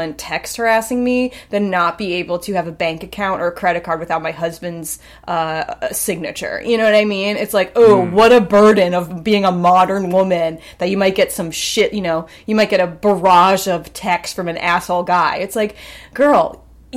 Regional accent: East Hampton, New York, United States; I grew up in East Hampton

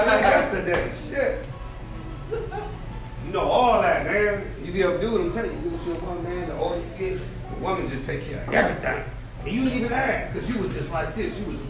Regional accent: Oakland, California, United States; I got Mexican partners, man. I grew up with Mexican people, man. They're my dogs, man. We fuck with it. I'm from Oakland, man.

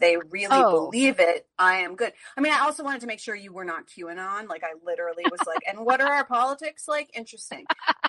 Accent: New Jersey, United States; moved away as an adult; also born or lived in Los Angeles; now in New York, United States; I'm from New Jersey. I live in New York now. I have lived in LA twice and New York 3 times.

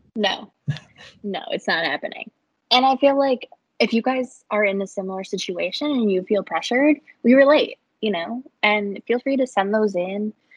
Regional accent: Illinois, United States; moved away as an adult; now in Tennessee, United States; I was born in Illinois, lived there my whole life, and just recently moved to Tennessee for a career

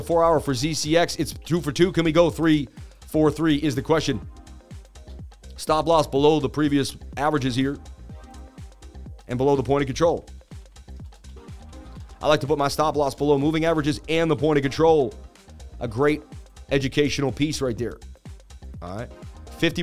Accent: Boston, Massachusetts, United States; I'm from Boston, Mass

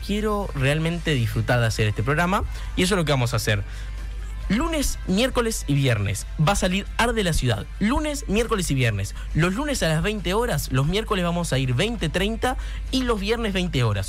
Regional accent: Carmelo, Colonia, Uruguay; el coro Liceo número 2 de Carmelo, que para mí es un honor que vengan los chiquilines a cantar, porque yo formé parte

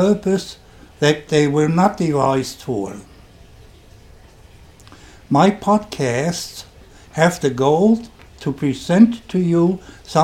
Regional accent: Germany; accent: German; English is a second language; You can hear from my accent that I'm German

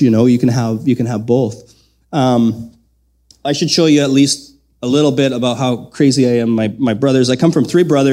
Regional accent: Southern Manitoba, Canada; moved away as an adult; also born or lived in Lethbridge, Alberta; growing up in Southern Manitoba

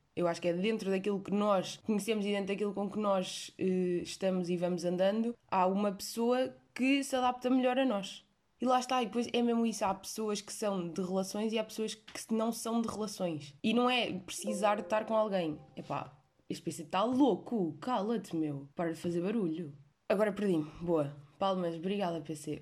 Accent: Portugal; eu nasci em Portugal

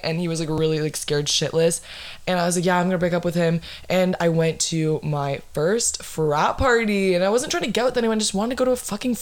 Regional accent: Florida, United States; my hometown, my fucking city, my 407

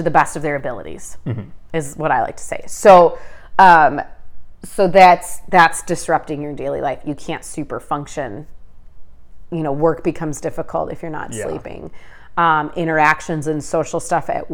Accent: Midwest, United States; I grew up in the Midwest. I've never lived anywhere else.

